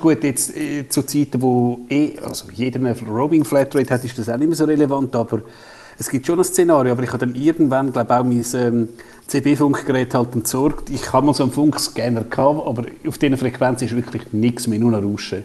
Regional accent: Switzerland

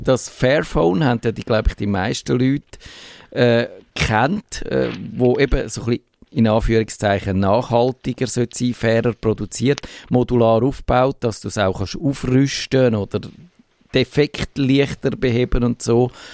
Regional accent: Switzerland; wir als Schweizer

